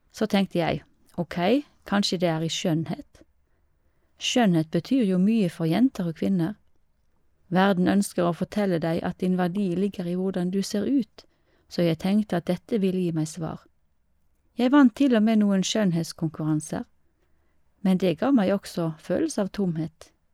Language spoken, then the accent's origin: Norwegian; Lebanon; jeg er libaneser og kristen.